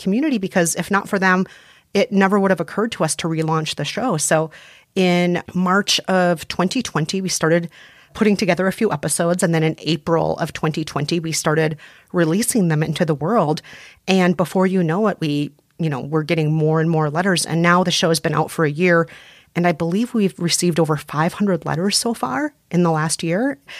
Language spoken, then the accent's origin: English; Midwest, United States; You know, he's Latino and from the West Coast. I'm Asian and I'm from the Midwest.